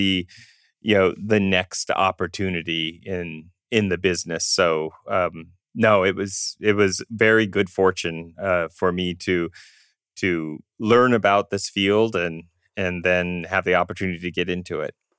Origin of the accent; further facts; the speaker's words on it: Southern California, United States; also born or lived in Iowa City, Iowa; growing up in Southern California